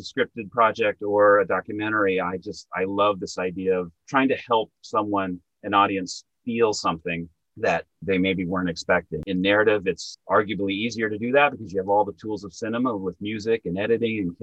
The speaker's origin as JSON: {"language": "English", "region": "Montana", "country": "United States", "tie": "born or raised there", "moved": "yes", "lives_now": "New York, United States", "said": "where I grew up in Montana, 9, 10, 11-year-old kids want to play Little League baseball"}